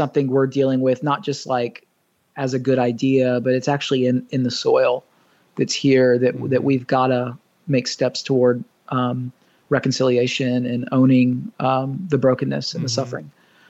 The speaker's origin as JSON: {"language": "English", "region": "Southern United States", "country": "United States", "tie": "born or raised there", "lives_now": "Ohio, United States", "said": "And I'm a Southern boy. I was raised in the South, so I'm not like some transplant from the Midwest that wasn't raised in the South."}